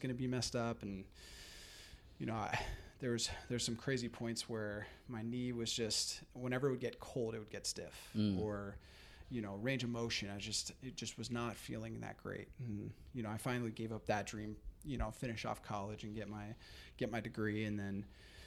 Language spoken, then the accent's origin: English; Marin County, California, United States; I grew up here in Marin County, just like Marcus